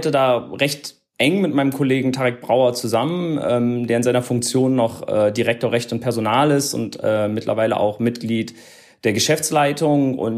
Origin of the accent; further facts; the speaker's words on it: Berlin, Germany; man muss ja auch gestehen, als, als Berliner, so, sowohl Hertha als auch Union sind ja ähm, mittlerweile auch gerettet.